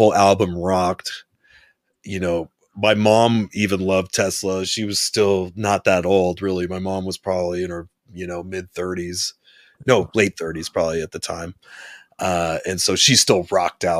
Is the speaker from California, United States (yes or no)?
yes; San Diego, California, United States; I didn't live in Los Angeles. I was from San Diego